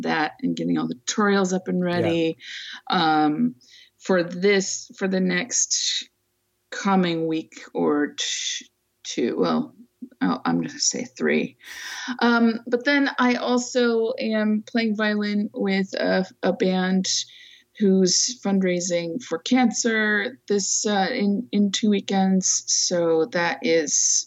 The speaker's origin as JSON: {"language": "English", "town": "Fresno", "region": "California", "country": "United States", "tie": "born or raised there", "lives_now": "San Francisco Bay Area, United States", "said": "I was originally from the San Francisco Bay Area, like when I was a kid. But then we moved when I was 8 to the Central Valley, which is, you know, middle part of the state, flatlands"}